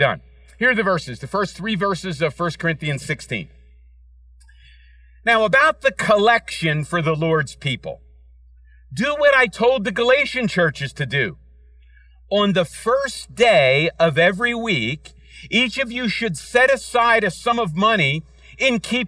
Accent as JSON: {"language": "English", "town": "Philadelphia", "region": "Pennsylvania", "country": "United States", "tie": "born or raised there", "said": "Kim and I grew up in Center City in a town called Fishtown"}